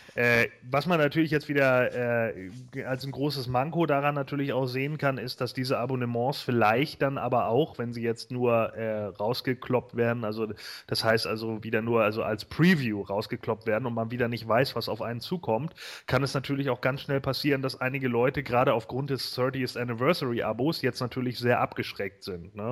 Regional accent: Germany; Bei uns in Deutschland

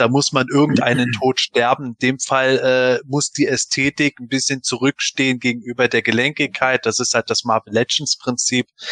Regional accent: Germany; bin Eifeler, ich komme aus dem Rheinland, wir reden halt viel

